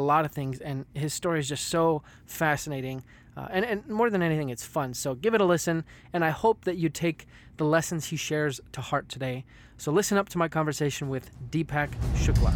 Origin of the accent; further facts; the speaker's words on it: United States; me being American